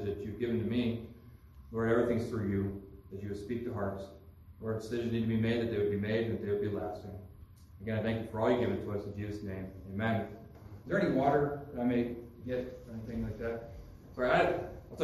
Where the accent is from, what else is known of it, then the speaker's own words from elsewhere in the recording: Pennsylvania, United States; moved away as an adult; I'm from Pennsylvania. I've been lived there for 34 years. I'm 35 now.